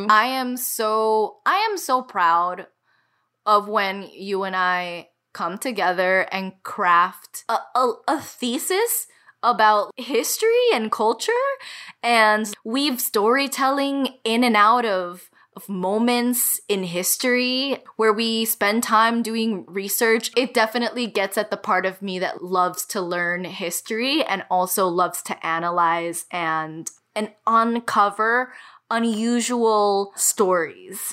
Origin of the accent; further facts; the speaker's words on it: Miami, Florida, United States; moved away as an adult; Nothing quite feels like home as this city does. It's a kind of oppressive home for me, or kind of it always felt that way a home that I wanted to get away from